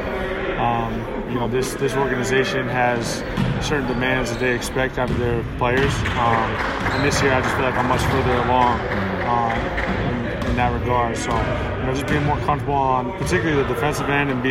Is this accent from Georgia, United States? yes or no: no; New Hampshire, United States; also born or lived in Maine; I was born in Maine. I'm really from New Hampshire.